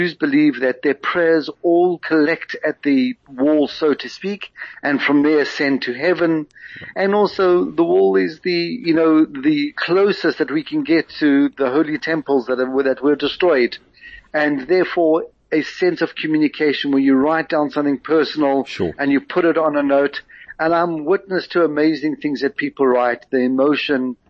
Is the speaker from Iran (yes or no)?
no; South Africa; accent: South African; now in Israel; I am South African